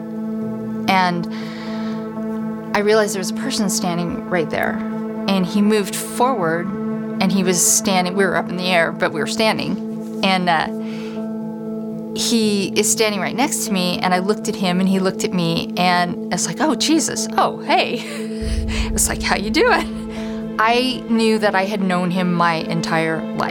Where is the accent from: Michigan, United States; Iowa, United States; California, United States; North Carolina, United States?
Iowa, United States; Council Bluffs; I grew up in Counts Bluffs, Iowa, in a Jewish family